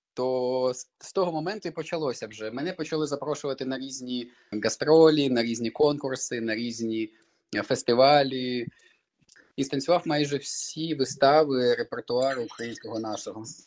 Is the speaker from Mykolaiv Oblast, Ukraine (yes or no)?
no; Crimea, Ukraine; moved away; я сам з Криму, як той казав, і можна сказати, двічі Росія забрала мій дім. Перший раз це Крим, де я народився